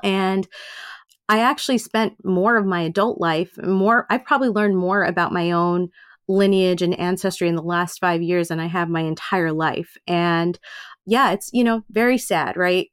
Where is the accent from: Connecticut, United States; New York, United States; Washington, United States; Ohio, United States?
New York, United States; New York City; I was born and raised in Queens, and so I'm totally Americanized